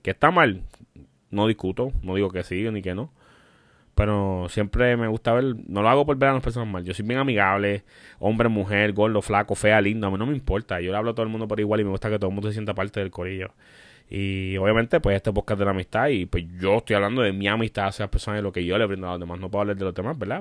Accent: Puerto Rico; Somos puertorriqueños y tenemos un humor negro

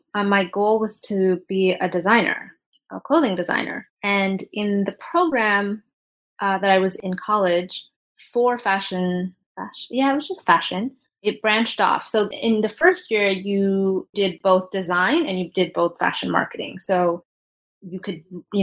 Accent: Toronto, Ontario, Canada; moved away as an adult; now in New York, United States; I'm Canadian in Toronto. And then I moved to New York about 11 years ago

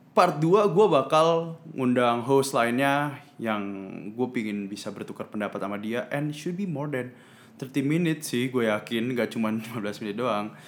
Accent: Surabaya, East Java, Indonesia; moved away as an adult; also born or lived in Bay Area, United States; di daerah gue gitu, mungkin di Surabaya

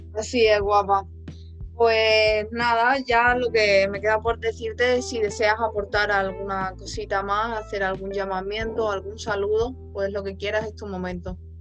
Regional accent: Spain; yo soy de España

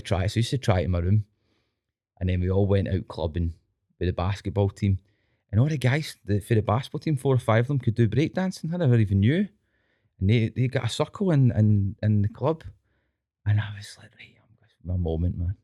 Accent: Scotland, United Kingdom; being Scottish, right, and then I think we're quite a, an earthy people, Scottish people

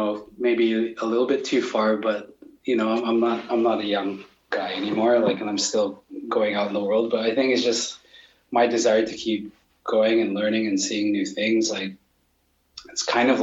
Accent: Vancouver, British Columbia, Canada; moved away as an adult; also born or lived in New York / Toronto / London / Singapore; where I grew up in Vancouver

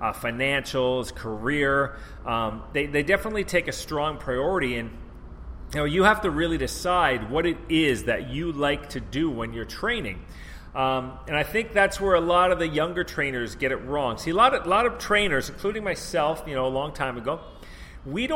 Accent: Canada; moved away as an adult; also born or lived in Vancouver; I'm from Canada

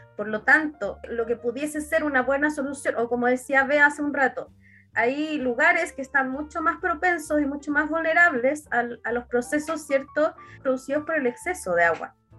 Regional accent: Coyhaique, Aysén, Chile; yo soy de Coyhaique

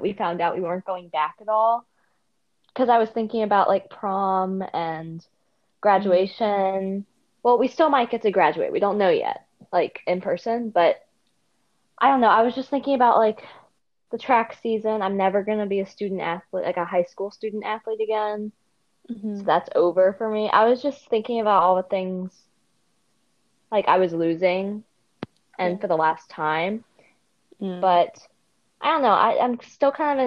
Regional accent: Birmingham, Alabama, United States; I am from Birmingham, Alabama, so also from the South.

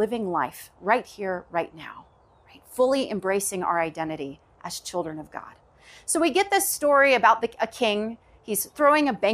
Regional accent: Knoxville, Tennessee, United States; I grew up in the South, Knoxville, Tennessee, to be exact

